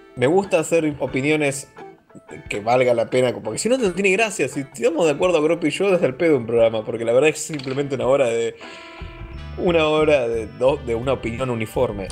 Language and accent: Spanish; Argentina; yo soy de Argentina